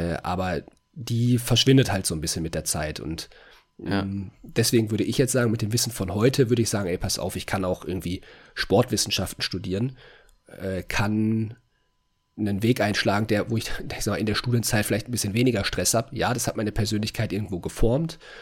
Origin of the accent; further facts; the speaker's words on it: North Rhine-Westphalia, Germany; moved away as an adult; now in Hungary; bei uns in NRW, in, entweder in Köln oder in, äh, in Bochum